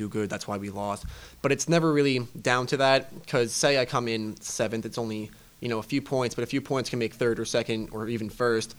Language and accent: English; Long Island, New York, United States; moved away as an adult; now in York, United States; I grew up in New York